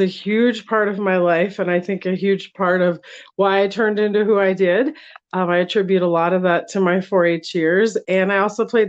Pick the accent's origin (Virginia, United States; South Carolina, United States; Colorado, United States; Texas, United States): Colorado, United States; Brighton; also born or lived in Cheyenne Wells, Colorado; I was born and raised in Colorado. I was born in a small town, Cheyenne Wells, outside of Burlington, Colorado. And then grew up in Brighton, Colorado